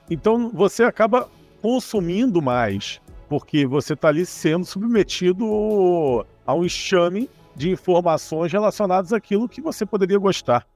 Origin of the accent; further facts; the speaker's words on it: Brazil; moved away as an adult; also born or lived in Portugal; eu nasci no Brasil, vivi a maior parte da minha vida no Brasil